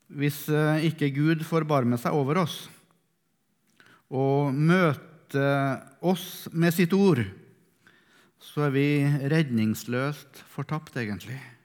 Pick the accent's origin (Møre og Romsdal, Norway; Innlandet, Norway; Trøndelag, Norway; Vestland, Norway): Trøndelag, Norway; Melhus; er fra Melhus i Sør-Trøndelag